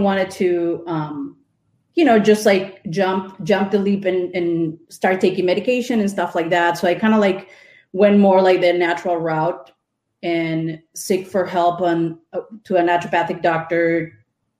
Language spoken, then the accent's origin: English; Mexico City, Mexico; moved away as an adult; now in Wisconsin, United States; I grew up in Mexico City, went to school for graphic